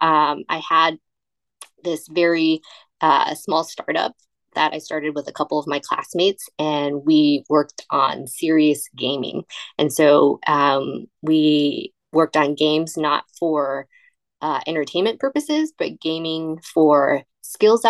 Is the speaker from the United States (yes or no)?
yes; California, United States; moved away as an adult; also born or lived in Houston, Texas; I grew up in California, and I came to Texas